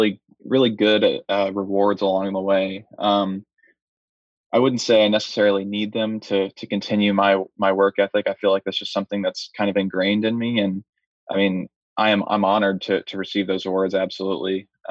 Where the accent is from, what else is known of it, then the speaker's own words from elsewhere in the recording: Gainesville, Florida, United States; moved away; go back to Gainesville and play in my hometown in front of my family